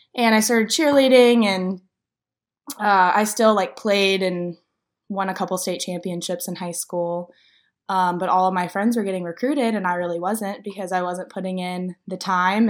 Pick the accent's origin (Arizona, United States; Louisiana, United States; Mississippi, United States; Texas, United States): Louisiana, United States; moved away as an adult; now in Nashville, United States; I'm from Louisiana